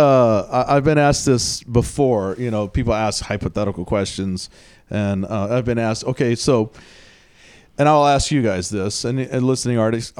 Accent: Houston, Texas, United States; moved away; I grew up in the South, down in Houston

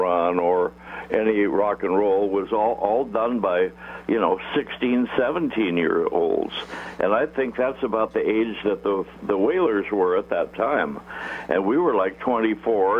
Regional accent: Tacoma, Washington, United States; Highway 99, which went right through where I lived, was South Tacoma

